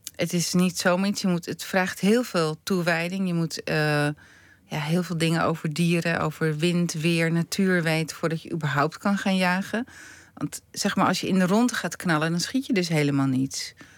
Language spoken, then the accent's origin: Dutch; Stompetoren, North Holland, Netherlands; ik ben opgegroeid in Stompetoren en mijn moeder komt uit Drenthe